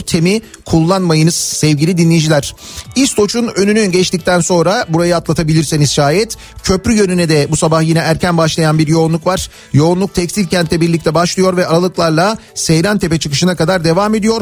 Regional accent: Istanbul, Turkey; ben oralıyım ondan dolayı biliyorum işte Koca Mustafa Paşa ne bileyim ben Yedikule, e, Zeytinburnu, Cerrahpaşa o taraflarda

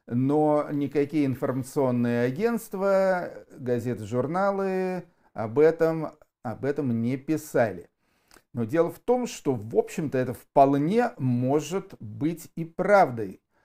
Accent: Yaroslavl, Yaroslavl Oblast, Russia; Я тоже уроженец города Ярославля

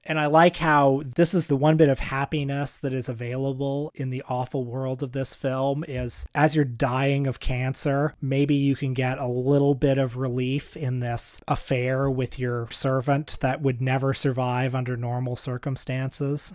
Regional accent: Canada; we're Canadian

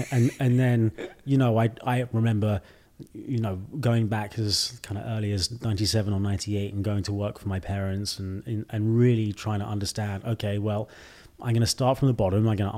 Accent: United Kingdom; now in China; Most people in the U.S. will say, "Are you Australian?" before they assume I'm British.

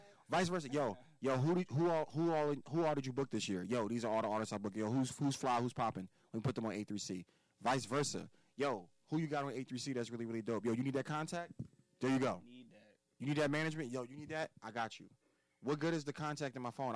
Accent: United States; We are American born Africans

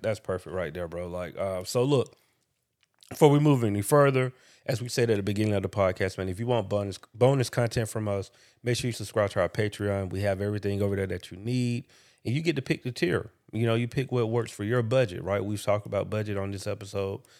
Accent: Macon, Georgia, United States; moved away as an adult; also born or lived in Atlanta, Georgia; Making Georgia is an hour away from, from Atlanta, for anybody that don't know that. And that's where I was raised

